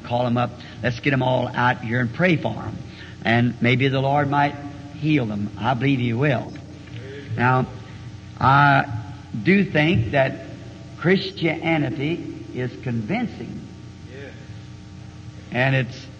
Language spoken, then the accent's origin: English; the South, Southern United States, United States; accent: Southern; maybe I'm a Southerner, and everybody since I've been here tell me I talk funny.